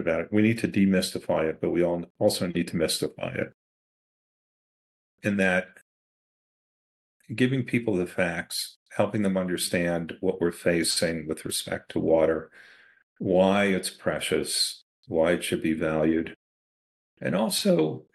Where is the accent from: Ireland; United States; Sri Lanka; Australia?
United States; New York City, New York; I grew up in Queens, New York